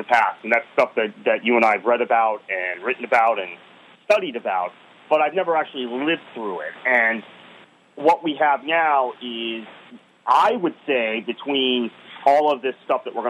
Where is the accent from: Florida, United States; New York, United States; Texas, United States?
Florida, United States; Fort Lauderdale; And that's my local club. That's my hometown club.